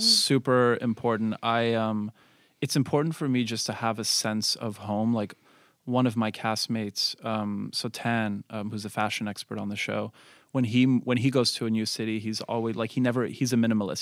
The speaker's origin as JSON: {"language": "English", "town": "Montreal", "region": "Quebec", "country": "Canada", "tie": "born or raised there", "said": "I was raised in Montreal, extremely multicultural and diverse"}